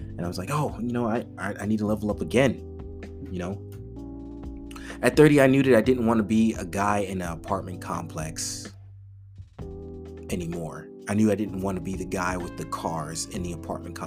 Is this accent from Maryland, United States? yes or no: no; New York City, New York, United States; now in North Texas, United States; I was raised in the Bronx, a Caribbean family, you know, immigrant family